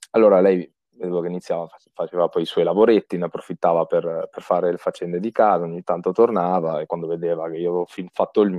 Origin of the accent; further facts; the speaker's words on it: Piedmont, Italy; sono piemontese, eh, in effetti 100%, 100% piemontese, nato in Piemonte